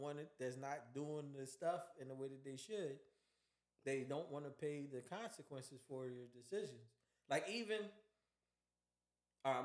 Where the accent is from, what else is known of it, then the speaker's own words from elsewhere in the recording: Philadelphia, Pennsylvania, United States; I'm from Philly